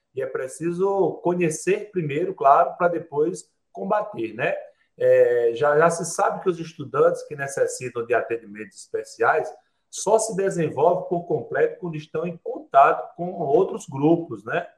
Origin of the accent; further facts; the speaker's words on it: sertão of Paraíba, Brazil; Lá no sertão onde eu nasci, na para, no sertão da Paraíba